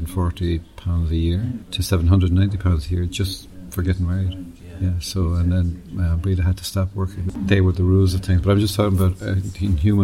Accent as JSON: {"language": "English", "town": "Dublin", "region": "Leinster", "country": "Ireland", "tie": "born or raised there"}